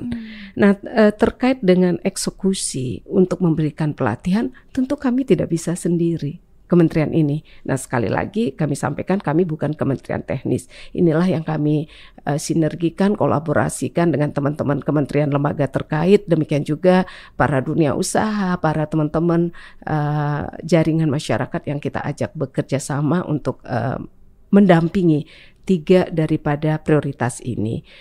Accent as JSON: {"language": "Indonesian", "region": "Bali", "country": "Indonesia", "said": "saya sampaikan bicara budaya dari pengalaman saya, saya orang Bali."}